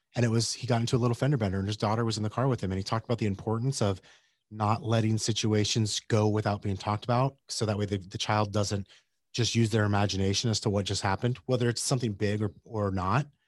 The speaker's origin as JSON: {"language": "English", "town": "Yuma", "region": "Arizona", "country": "United States", "tie": "born or raised there", "said": "I grew up in Yuma, Arizona"}